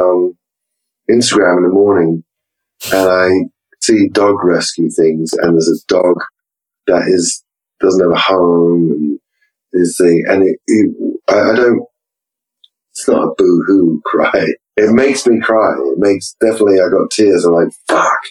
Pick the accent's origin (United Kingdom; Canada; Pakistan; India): United Kingdom; England; go back to being English, uptight